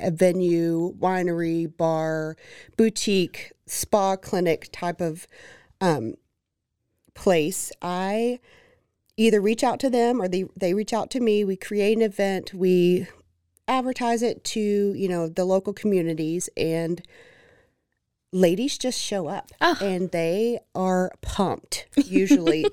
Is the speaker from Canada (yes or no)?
no; Waco, Texas, United States; So I am born and raised in Waco